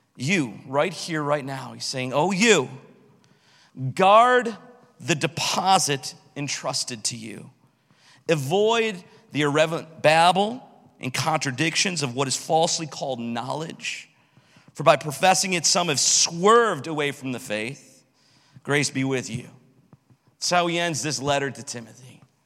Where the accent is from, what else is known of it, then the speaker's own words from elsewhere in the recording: United States; My passport tells me that I'm from America